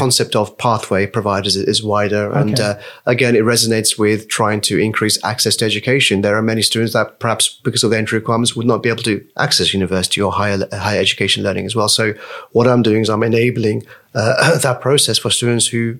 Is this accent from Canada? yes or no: no; Nepal; also born or lived in Malaysia; now in United Kingdom; for us as Nepalese, you know, we're Nepalese first and foremost, but we know we're living in the UK world